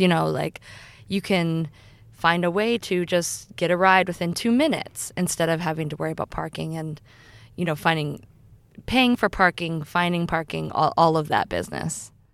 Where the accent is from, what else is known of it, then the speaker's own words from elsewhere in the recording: Iowa, United States; I'm from Iowa, which is a fairly rural state in the U S